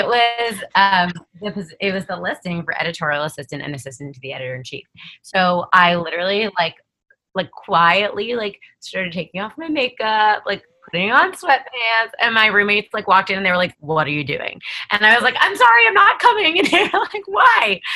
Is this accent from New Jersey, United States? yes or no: yes; New Jersey, United States; I was born and raised in New Jersey